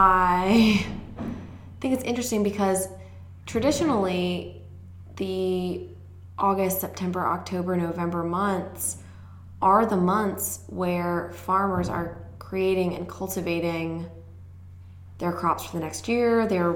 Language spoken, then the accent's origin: English; Maryland, United States; moved away; I am from kind of like a very rural place where we don't even have a school or fire department or cable or internet.